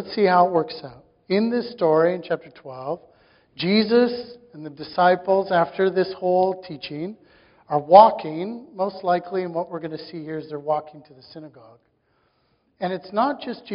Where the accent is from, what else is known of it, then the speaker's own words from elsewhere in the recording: Saskatchewan, Canada; I grew up in Saskatchewan